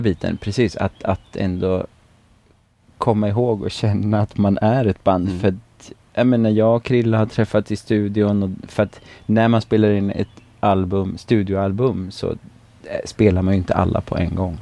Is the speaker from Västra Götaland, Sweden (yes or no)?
yes; Tidaholm, Västra Götaland, Sweden; also born or lived in Östergötland; now in Alingsås, Sweden; jag är ju från Västergötland från, från grunden